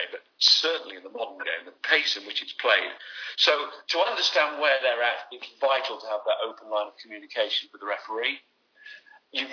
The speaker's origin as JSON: {"language": "English", "region": "England", "country": "United Kingdom", "said": "I'm still an Englishman"}